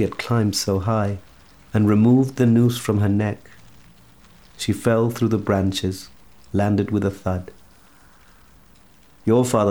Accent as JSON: {"language": "English", "country": "Chile", "said": "I'm from Chile"}